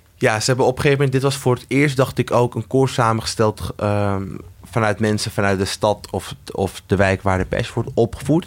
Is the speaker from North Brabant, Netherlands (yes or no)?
no; Amsterdam, North Holland, Netherlands; ik ben dus opgegroeid in de Amsterdamse Bijlmer